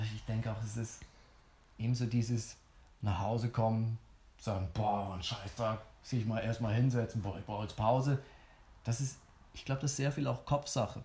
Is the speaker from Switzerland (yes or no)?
yes; Switzerland; ich bin ja Schweizer